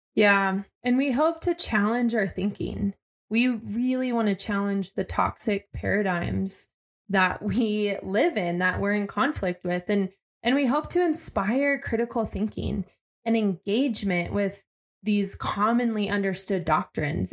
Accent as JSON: {"language": "English", "region": "Arizona", "country": "United States", "tie": "born or raised there"}